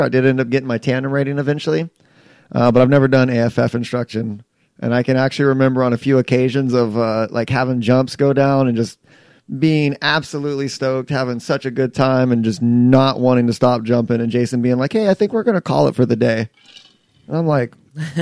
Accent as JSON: {"language": "English", "town": "Dallas", "region": "Texas", "country": "United States", "said": "I'm not from Houston. I'm actually originally from Dallas"}